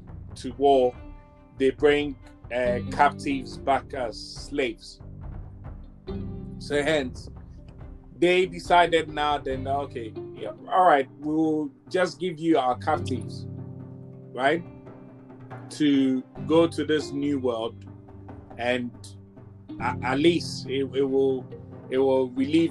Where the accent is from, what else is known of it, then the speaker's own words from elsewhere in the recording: Ghana; I'm Ghanaian. I'm from Ghana in Africa